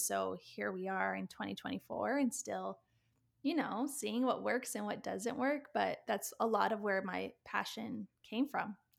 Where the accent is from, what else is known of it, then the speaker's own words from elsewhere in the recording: Canada; also born or lived in Australia; I'm Canadian